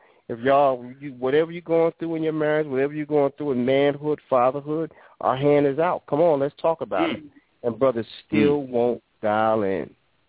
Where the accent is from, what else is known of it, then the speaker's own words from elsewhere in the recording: New York, United States; growing up in New York